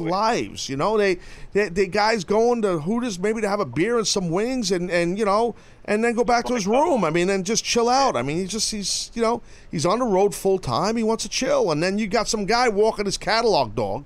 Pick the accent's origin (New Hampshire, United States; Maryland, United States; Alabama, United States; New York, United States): New York, United States; I'm the only New Yorker that people love there